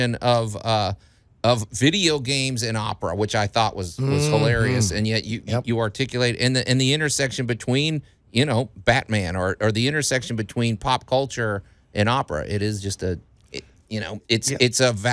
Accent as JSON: {"language": "English", "town": "Chicago", "region": "Illinois", "country": "United States", "tie": "born or raised there", "moved": "yes", "lives_now": "Memphis, United States", "said": "growing up in Chicago, the opera was a pretty big deal."}